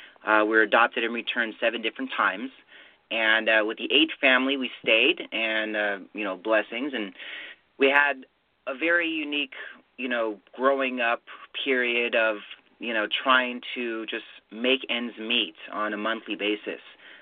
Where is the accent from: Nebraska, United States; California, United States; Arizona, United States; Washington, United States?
California, United States; Riverside; born there; So I was born in Riverside, California.